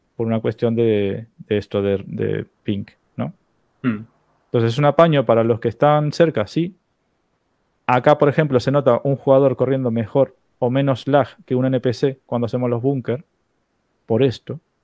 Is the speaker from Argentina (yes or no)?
yes; Argentina; accent: Argentine; yo tengo acento argentino